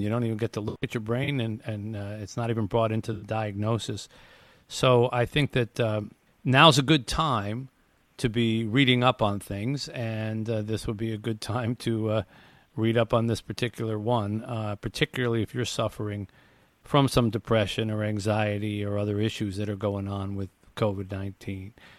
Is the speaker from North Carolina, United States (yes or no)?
no; Detroit, Michigan, United States; I want to raise money for my hometown here in Detroit